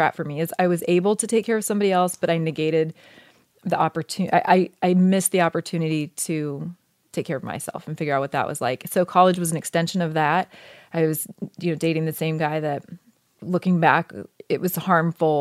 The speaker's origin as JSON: {"language": "English", "region": "Oregon", "country": "United States", "tie": "born or raised there", "moved": "as an adult", "said": "And I grew up in Oregon, which I loved."}